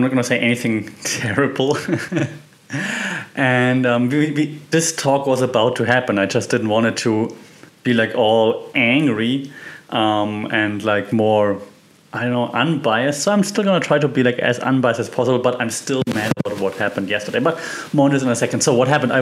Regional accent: Germany; moved away as an adult; also born or lived in Austria; now in Thailand; I'm from Germany, we are famous for bureaucracy

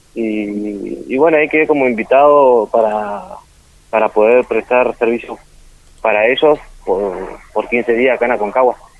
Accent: Perito Moreno, Santa Cruz, Argentina; born or raised there

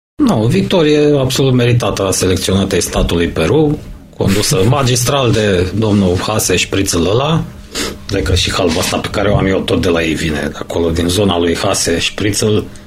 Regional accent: Romania; suntem români

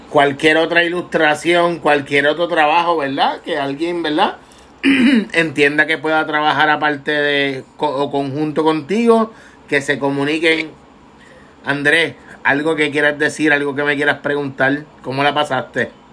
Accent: Vega Baja, Puerto Rico; Yo soy de Vega Baja, natural de la playa

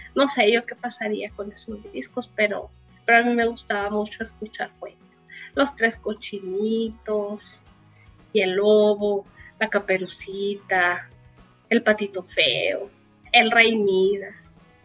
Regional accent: Cananea, Sonora, Mexico; born or raised there; also born or lived in San Luis Río Colorado

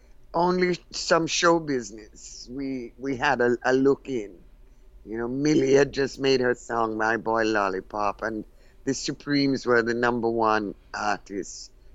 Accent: Jamaica; moved away as an adult; also born or lived in United Kingdom; Well, I came from Jamaica, where we had been brought up in a tradition that being black was to be second class and inferior.

